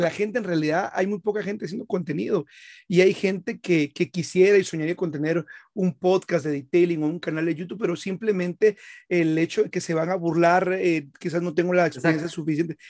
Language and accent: Spanish; Guatemala; soy de Guatemala